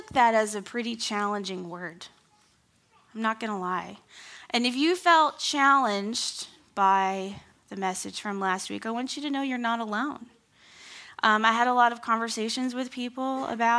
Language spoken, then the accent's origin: English; Kansas City, Missouri, United States; moved away as an adult; now in Campbellsville, United States; I grew up in Kansas City. Kind of. Sixth grade through 12th grade.